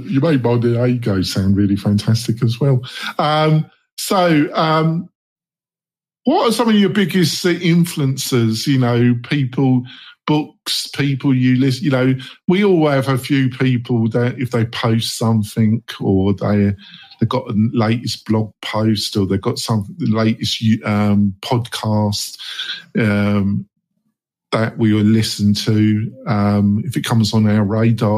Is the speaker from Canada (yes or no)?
no; England, United Kingdom; moved away; I'm English, so obviously my childhood, I watch a lot of Doctor Who